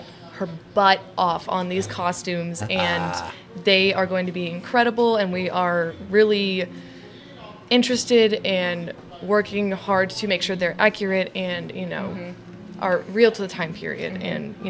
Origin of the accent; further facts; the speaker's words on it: Texas, United States; now in Chicago, United States; I'm originally from Texas. I still have my family out there.